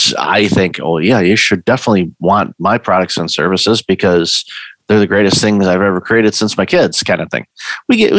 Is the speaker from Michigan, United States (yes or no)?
yes; Detroit, Michigan, United States; moved away; I'm originally from Detroit.